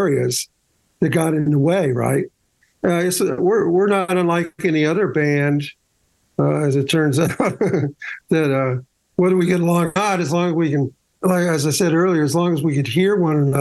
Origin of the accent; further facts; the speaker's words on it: Ventura, California, United States; also born or lived in Waco, Texas / Santa Maria, California; raised in California from two years on.